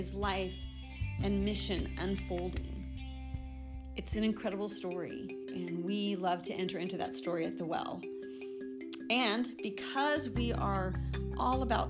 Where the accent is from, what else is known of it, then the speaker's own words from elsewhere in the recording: Casper, Wyoming, United States; I walked a mile to school and back in a foot of snow, because I grew up in Wyoming